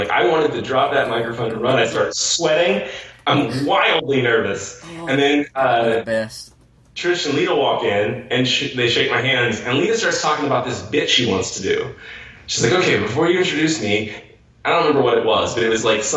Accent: Missouri, United States

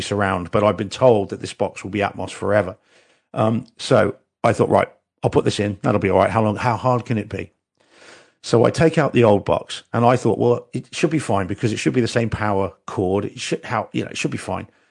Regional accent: New Zealand; I'm a New Zealander and like rugby is our is our religion basically in New Zealand

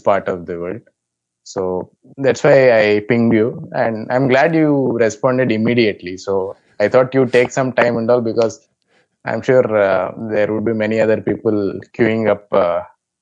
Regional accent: India; I'm from India

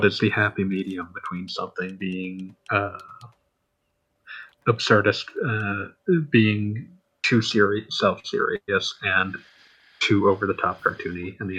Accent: United States; yes, I am American.

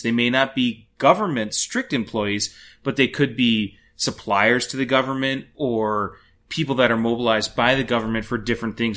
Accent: Madison area, Wisconsin, United States; I grew up about 15 minutes outside of Madison

